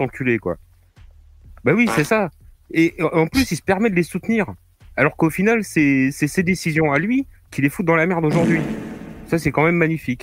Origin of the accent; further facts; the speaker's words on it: Normandy, France; je suis normand, je suis en Normandie, je lis La Presse de la Manche.